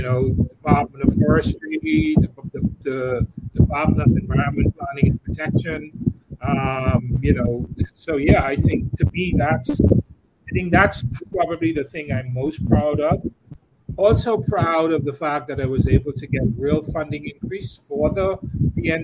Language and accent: English; Central Eleuthera, Bahamas; I spend a lot of time there. It's in my hometown